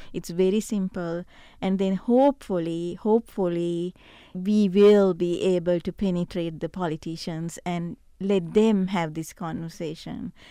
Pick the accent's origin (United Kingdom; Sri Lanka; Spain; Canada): Sri Lanka; now in Ridgecrest, United States; I come from Sri Lanka, eh, originally